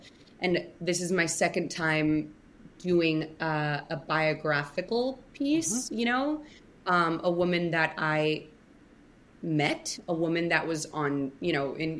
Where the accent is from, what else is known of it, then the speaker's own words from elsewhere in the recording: Miami, Florida, United States; also born or lived in Atlanta, Georgia; now in New York City, United States; I was born in Atlanta, Georgia, and then my family moved to Miami when I was 5